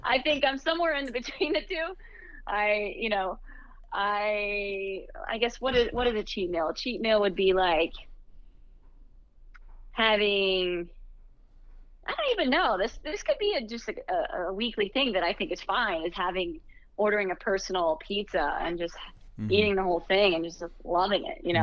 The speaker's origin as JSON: {"language": "English", "town": "Youngstown", "region": "Ohio", "country": "United States", "tie": "born or raised there", "also_born_or_lived": "Akron, Ohio", "moved": "as an adult", "lives_now": "New York, United States", "said": "I grew up in Ohio"}